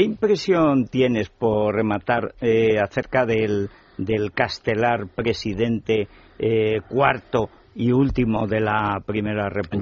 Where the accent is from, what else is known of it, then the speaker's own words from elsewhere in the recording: Teruel, Aragon, Spain; en Teruel somos así